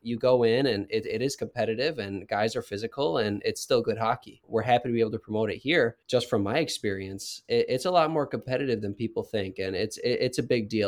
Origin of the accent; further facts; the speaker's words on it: Wisconsin, United States; moved away as an adult; now in Kansas, United States; I grew up in Wisconsin